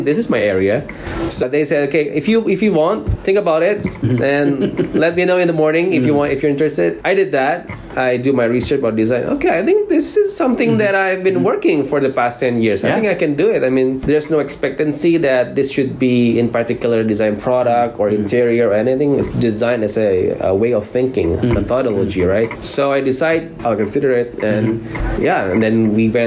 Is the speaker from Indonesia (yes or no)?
yes; Jakarta, Indonesia; moved away as an adult; now in South Korea; I'm from Jakarta, Indonesia, and currently I teach design